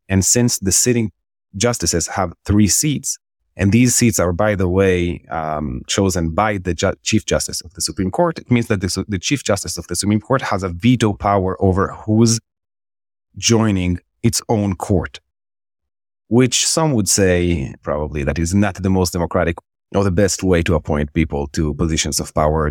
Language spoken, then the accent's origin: English; Israel; moved away as an adult; also born or lived in Jerusalem; now in New York, United States; I'm born and raised Israeli. Uh, I was born in Jerusalem, and I grew up in Israel